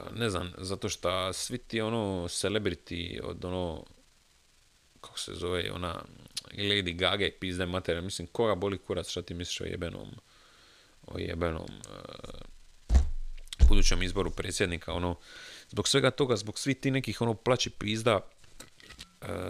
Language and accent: Croatian; Croatia; kao pravi Hrvat